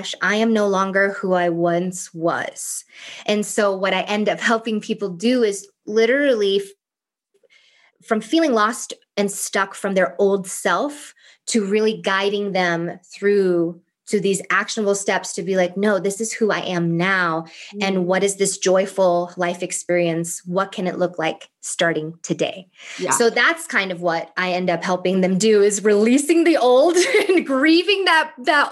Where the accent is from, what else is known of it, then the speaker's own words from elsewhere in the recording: East Coast, United States; also born or lived in Thailand; now in California, United States; I'm from the East Coast